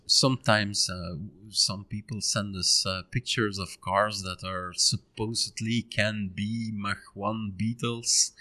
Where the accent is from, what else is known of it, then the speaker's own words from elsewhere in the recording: Ninove, Flanders, Belgium; in Nino of my hometown